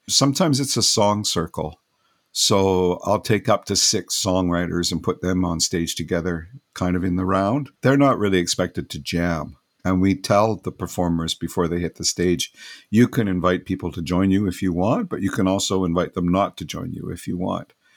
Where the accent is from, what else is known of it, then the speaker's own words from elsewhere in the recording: West Coast, British Columbia, Canada; I'm from the West Coast here